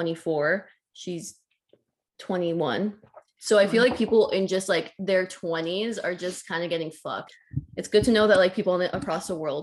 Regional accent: Richmond Hill, Ontario, Canada; moved away; No, we're from Toronto. … We don't live there anymore.

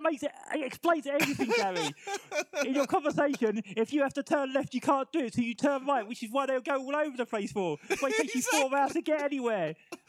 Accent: England, United Kingdom; I'm English, mate.

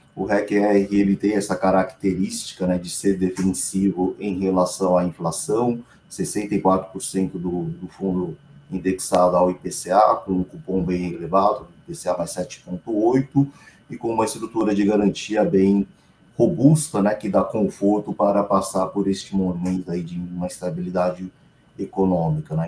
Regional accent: Brazil; como bom brasileiro

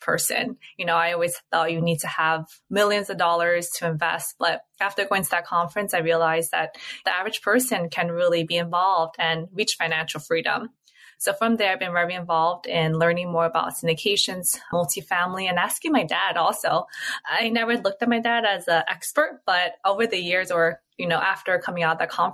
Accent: New York, United States; born and raised in New York, my parents are immigrants

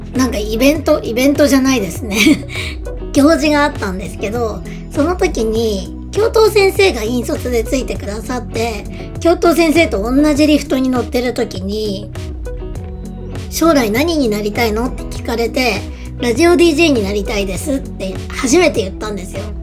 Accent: northern Japan, Japan; 北国で生まれ育っていて、都会じゃなかったので、こう結構車文化な地域だったんですね。

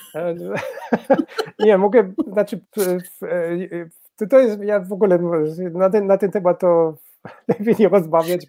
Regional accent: Baden-Württemberg, Germany; Polish is a second language; w Badenii Wittenbergi, skąd, skąd pochodzę

